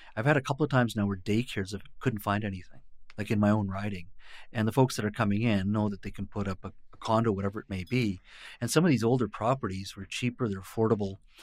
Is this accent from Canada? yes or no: yes; British Columbia, Canada; also born or lived in India; I was born in India, but raised here